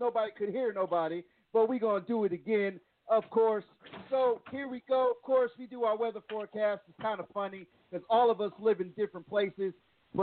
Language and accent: English; Plainfield, New Jersey, United States; moved away; my hometown, Plainfield, New Jersey.